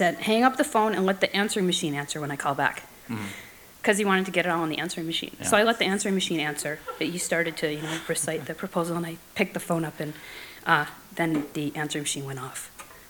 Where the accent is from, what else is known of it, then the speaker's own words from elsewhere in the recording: Edmonton, Alberta, Canada; I'm from Edmonton, Alberta